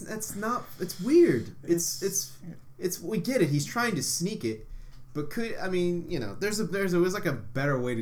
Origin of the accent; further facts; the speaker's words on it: Ohio, United States; we're from Ohio